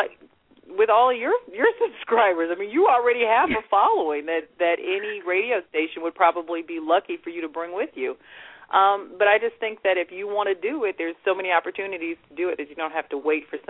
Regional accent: United States; I grew up in America, so, and I love that culture, but I'm also of Jamaican heritage

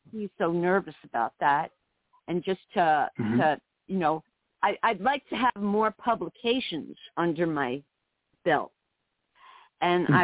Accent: New York City, New York, United States; moved away as an adult; also born or lived in South Florida / rural Alaska; now in Alaska, United States; I grew up in New York City, lived in upstate New York

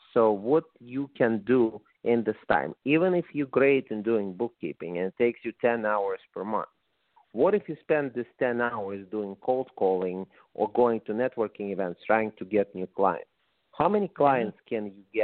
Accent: Russia; English is a second language; moved away as an adult; also born or lived in San Diego, California; now in Las Vegas, United States; when I moved to the United States from Russia, as you can probably say from my accent 28 years ago

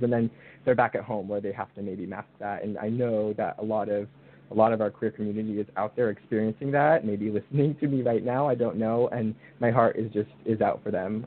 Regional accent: Northern California, United States; also born or lived in Santa Barbara, California; I am from California, born and raised

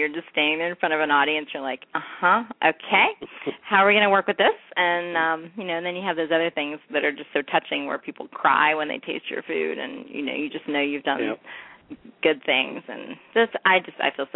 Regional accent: North Carolina, United States; we're both from North Carolina

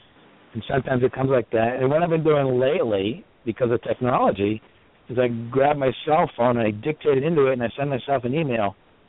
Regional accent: Boston, Massachusetts, United States; I'm from Boston. I've been out here.

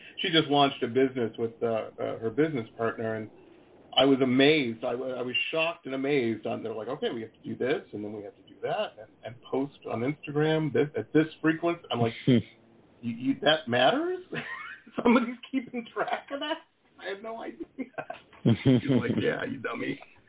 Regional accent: Midwest, United States; now in California, United States; When I first moved out to California, growing up in the Midwest, everybody I knew was a musician.

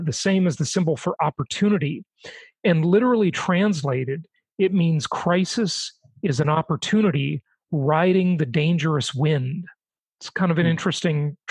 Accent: Los Angeles, California, United States; also born or lived in Europe; any part of LA where I grew up

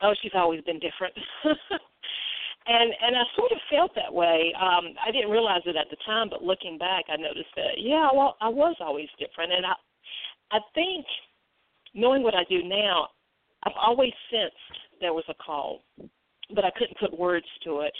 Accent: Greensboro, North Carolina, United States; now in Mount Holly, United States; I am originally from Greensboro, North Carolina

